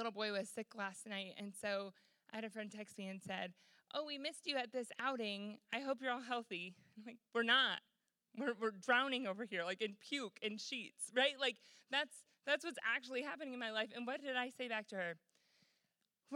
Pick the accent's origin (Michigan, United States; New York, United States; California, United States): Michigan, United States; moved away; I'm from Michigan originally